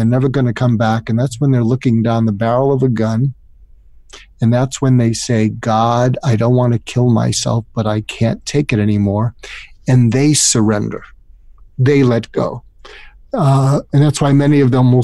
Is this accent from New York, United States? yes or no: no; Boston, Massachusetts, United States; moved away as an adult; also born or lived in California / Topeka, Kansas; I grew up in the suburbs of Boston